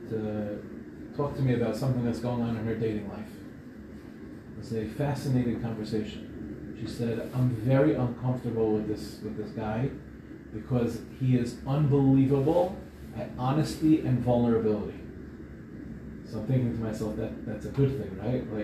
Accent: Israel; born there; I was born in Israel, but my parents are from Morocco.

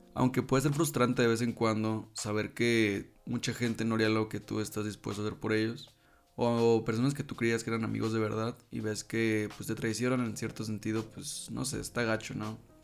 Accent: La Paz, Baja California Sur, Mexico; moved away; en La Paz, de donde yo soy

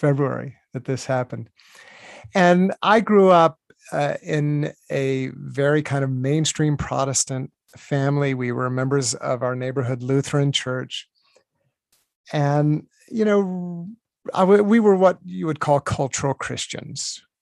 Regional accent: Virginia, United States; I grew up in Virginia

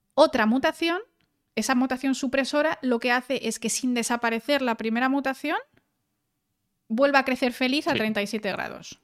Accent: León, Castile and León, Spain; also born or lived in Germany; now in Valencia, Spain; en León tenemos gente que es la leche

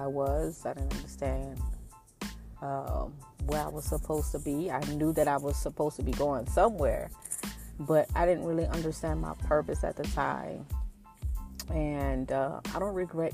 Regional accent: New Orleans, Louisiana, United States; moved away as an adult; also born or lived in Kansas / Tulsa, Oklahoma; now in Dallas, United States; I grew up in New Orleans, Louisiana, up until I was 18.

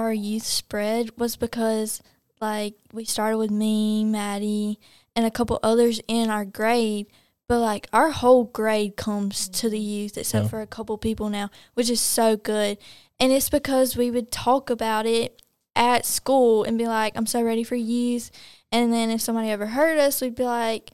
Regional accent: Pelham, Alabama, United States; we're from Pelham

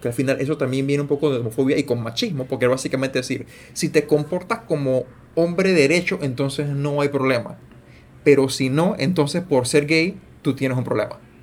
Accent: Panama

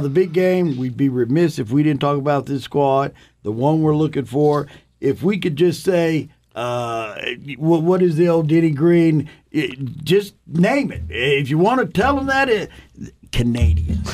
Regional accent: Amarillo, Texas, United States; I grew up here in Amarillo

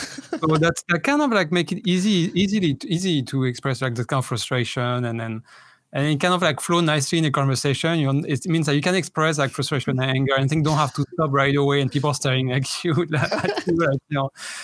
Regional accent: France; I'm from France, obviously.

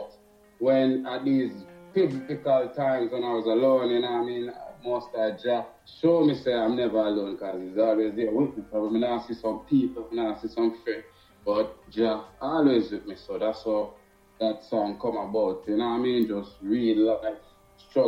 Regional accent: Jamaica; I am a Jamaican representative

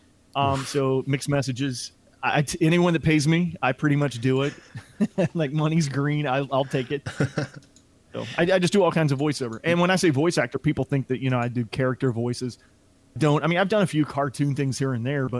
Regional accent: Alabama, United States; accent: southern twang; also born or lived in Colorado; now in Florida, United States; I was born in Colorado, grew up in Alabama, now live in Florida

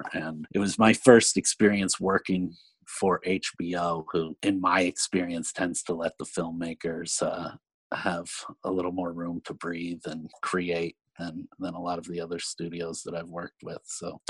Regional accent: Pennsylvania, United States; moved away as an adult; also born or lived in New Orleans, Louisiana; I am from Pennsylvania, and I went to a film school at Penn State University, and after school moved down to New Orleans, Louisiana. That was in 2002, 2003

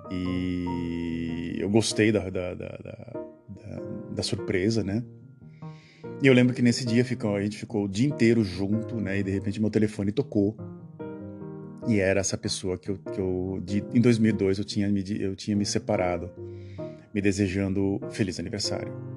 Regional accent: Santos, São Paulo, Brazil; Eu morava na cidade de Santos quando era criança

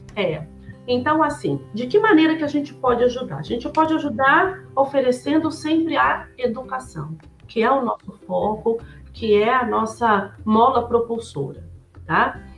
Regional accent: São Paulo, Brazil; moved away as an adult; also born or lived in Curitiba; now in United States; eu sou de São Paulo, apesar que nos últimos 10 anos eu morei em Curitiba

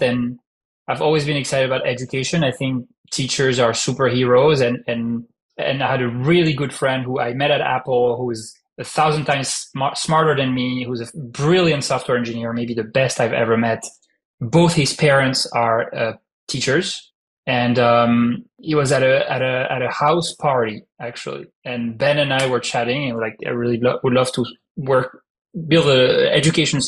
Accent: France; accent: French; English is a second language; moved away as an adult; also born or lived in Paris / California; now in United States; I'm French, as you can hear from my heavy French accent that is still there after 12 years in the US.

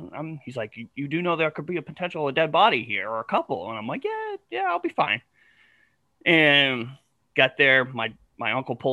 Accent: New Hampshire, United States; moved away; I was born and raised in New Hampshire

